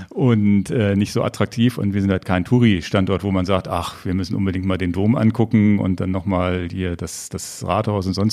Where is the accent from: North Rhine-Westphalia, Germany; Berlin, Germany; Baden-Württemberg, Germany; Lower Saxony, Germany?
Lower Saxony, Germany; Hannover; Ich bin in Hannover geboren.